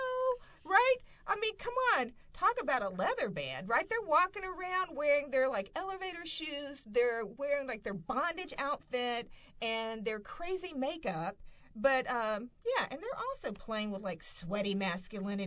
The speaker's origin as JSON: {"language": "English", "region": "the South", "country": "United States", "tie": "born or raised there", "said": "growing up in the South, and I'm particularly thinking about myself, what it means to come from a rural background"}